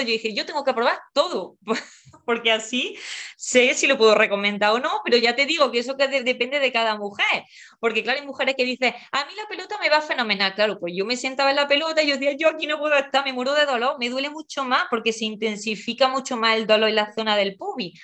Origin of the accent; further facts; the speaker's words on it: Porcuna, Andalusia, Spain; moved away; also born or lived in Madrid; Soy de, de un pueblo de Jaén, mm, concretamente de, de Porcuna